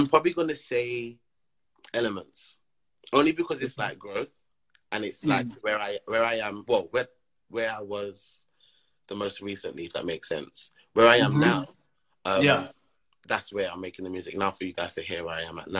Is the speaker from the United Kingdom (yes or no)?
yes; London, United Kingdom; I grew up in South London, and we're quite known for garage